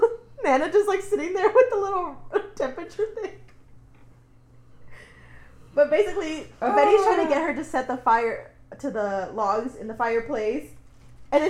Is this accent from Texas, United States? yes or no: yes; Texas, United States; I grew up in Texas.